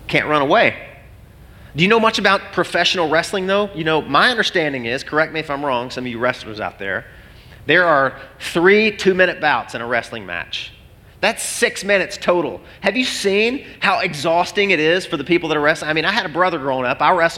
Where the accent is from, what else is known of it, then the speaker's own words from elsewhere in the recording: Arkansas, United States; growing up in Arkansas